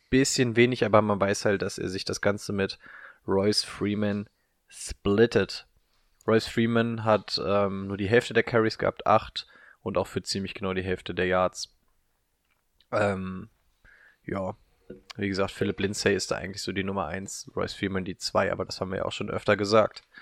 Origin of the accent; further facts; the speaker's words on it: North Rhine-Westphalia, Germany; Ich bin im Ruhrgebiet aufgewachsen.